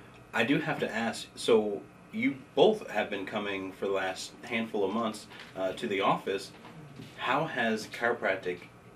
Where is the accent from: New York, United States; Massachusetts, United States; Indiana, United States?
Indiana, United States; Bloomington; now in Salem, United States; so I'm actually a transplant, so I'm from Bloomington mm-hmm. originally, mm-hmm. both me and Ellen, and I consider, I know, I moved to the big city of Salem, but this is my home